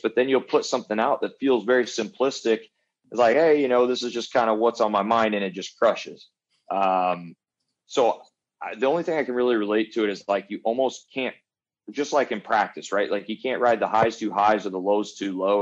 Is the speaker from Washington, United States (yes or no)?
no; Jacksonville, Illinois, United States; moved away as an adult; also born or lived in Chesterfield, Missouri; now in Dallas, United States; my hometown, Jacksonville, Illinois.